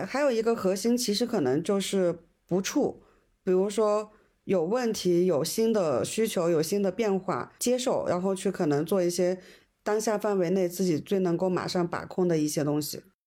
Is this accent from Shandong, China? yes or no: no; Hunan, China; 我们湖南女生，我们湖南人